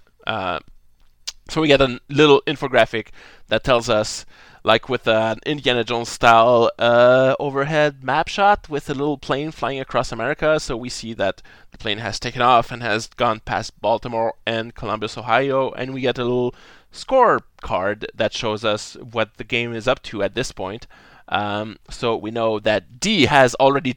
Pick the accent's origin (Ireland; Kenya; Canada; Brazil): Canada; we're Canadian